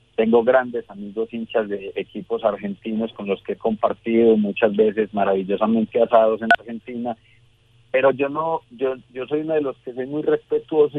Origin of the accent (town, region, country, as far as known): Medellín, Antioquia, Colombia